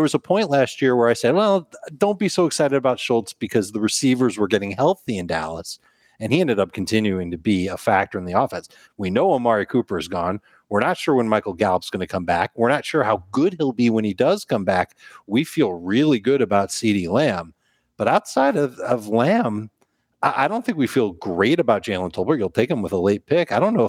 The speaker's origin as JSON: {"language": "English", "region": "Osaka", "country": "Japan", "said": "I'm from Osaka, Japan, and I'm a sailor by trade, but I also dabble in the fantasy arts."}